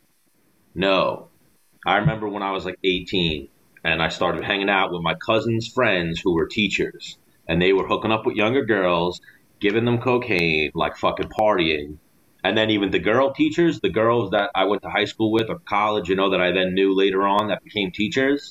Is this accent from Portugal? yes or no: no; New York City, New York, United States; moved away as an adult; now in Florida, United States; As a New Yorker